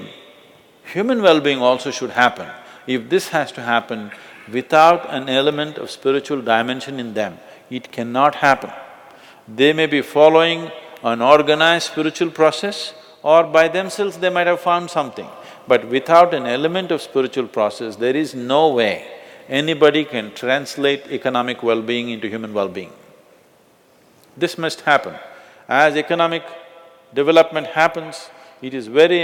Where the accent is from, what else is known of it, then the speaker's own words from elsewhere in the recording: India; I'm born in India